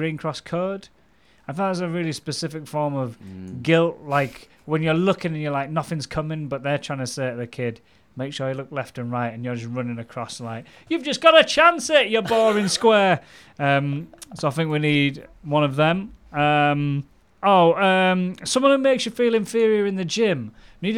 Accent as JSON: {"language": "English", "town": "Goole", "region": "Yorkshire and the Humber", "country": "United Kingdom", "tie": "born or raised there", "said": "Ghoul, my hometown"}